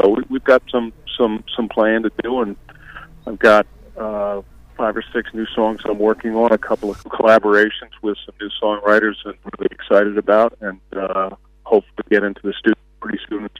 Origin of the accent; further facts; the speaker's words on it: United States; the town that I grew up in, where I still live now, has changed dramatically.